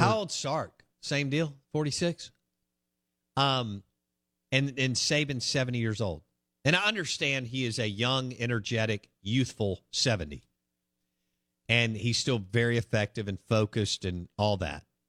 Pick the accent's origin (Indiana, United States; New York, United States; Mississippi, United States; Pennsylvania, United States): Mississippi, United States; Jackson; I grew up on Pinehurst in Bellhaven